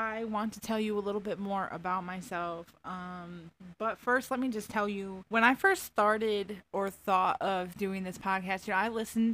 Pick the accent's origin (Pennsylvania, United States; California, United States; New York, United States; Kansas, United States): New York, United States; Finger Lakes area, Central; accent: Southern; also born or lived in Tampa, Florida; I grew up here in Central New York, basically the middle of nowhere. Finger Lakes area in New York